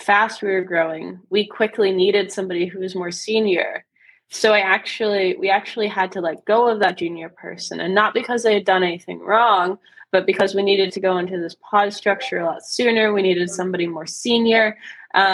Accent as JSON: {"language": "English", "country": "United States", "said": "I'm obviously American"}